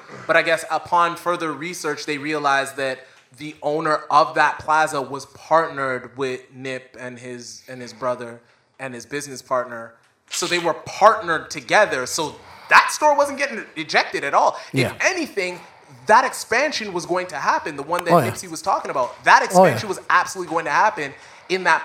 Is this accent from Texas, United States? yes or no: yes; Texas, United States; now in Toronto, Canada; I'm from Texas